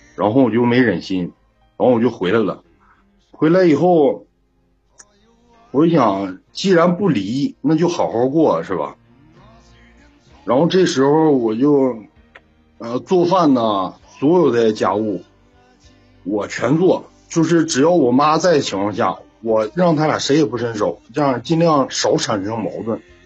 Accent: Heilongjiang, China; 我是黑龙江的，是农村乡亲认识的

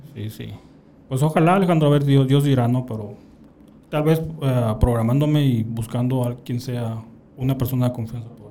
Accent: San Pedro de la Cueva, Sonora, Mexico; mi pueblo

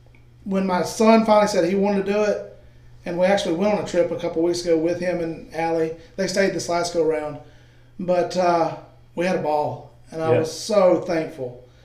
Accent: South Dakota, United States; born there; Well, we had a... Well, one of my best experiences was I was born in South Dakota.

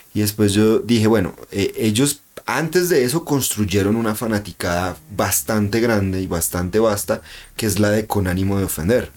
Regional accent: Convención, Norte de Santander, Colombia; Es como la gente de mi pueblo, ¿no? Entonces como, mm. uy, es que somos convencionistas y convención de mi alma

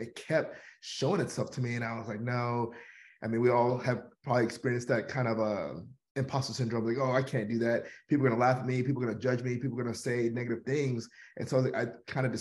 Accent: Houston, Texas, United States; I am born and raised in Houston, Texas. I've lived here all my life

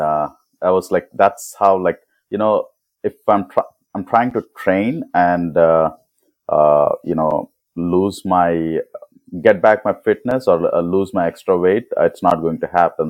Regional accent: Hyderabad, Telangana, India; now in San Diego, United States; I'm originally from Hyderabad. I mean from India

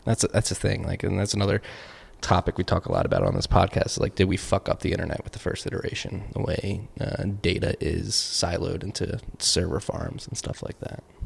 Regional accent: United States; I'm an American

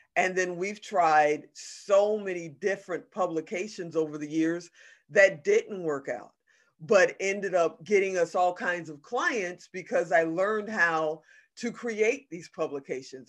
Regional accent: Chicago, Illinois, United States; also born or lived in Gary, Indiana / Hong Kong; I was born in Gary, Indiana, but I was raised on the south side of Chicago

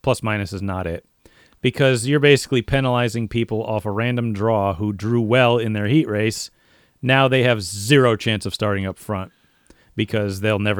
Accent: Connecticut, United States; like where we're from Eastern Central Connecticut.

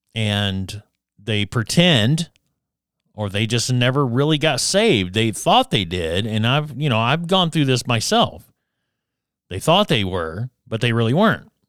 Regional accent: Addison, Alabama, United States; moved away; back in, in my hometown of Addison, Alabama

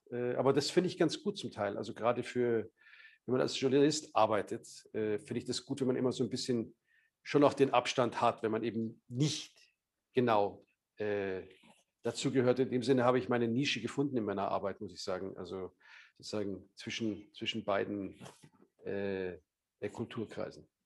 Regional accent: Munich, Bavaria, Germany; ich bin selber auch also Münchner, also ich bin in Bayern aufgewachsen.

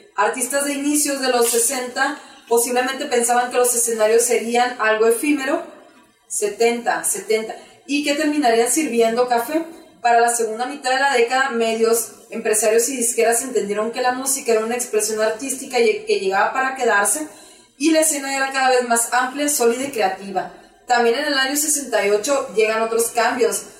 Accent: Culiacán, Sinaloa, Mexico; somos del noroeste, orgullosamente

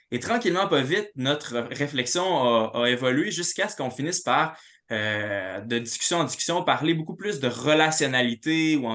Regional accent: Quebec City, Quebec, Canada; also born or lived in Montreal; moi, en bon, en bon urbain, là, je viens de Québec, euh, j'ai habité à Montréal.

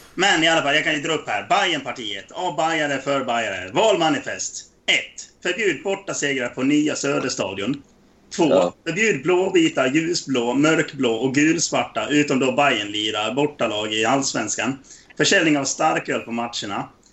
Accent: Dalarna County, Sweden; now in Västerhaninge, Sweden; jag är från Dalarna

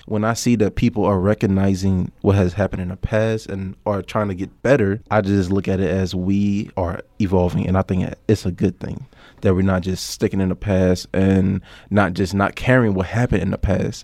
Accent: New Orleans, Louisiana, United States; moved away as an adult; I come from New Orleans, Louisiana

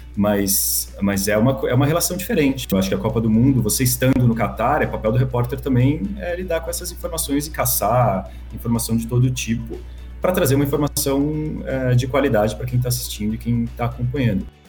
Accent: Brazil; nosso como brasileiro

